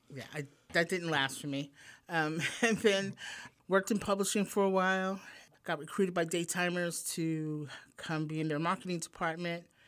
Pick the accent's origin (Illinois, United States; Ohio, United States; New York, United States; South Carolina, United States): New York, United States; New York City; born or raised there; moved away as an adult; also born or lived in Manhattan; now in Pennsylvania, United States